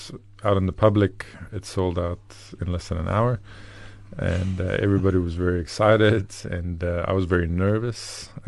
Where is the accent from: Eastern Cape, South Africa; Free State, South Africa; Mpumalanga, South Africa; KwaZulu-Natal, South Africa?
Free State, South Africa; Bloemfontein; English is a second language; moved away as an adult; also born or lived in Tucson, Arizona, United States / Gauteng; now in Western Cape, South Africa; I was born in Bloemfontein. Lived there until I was 18 years old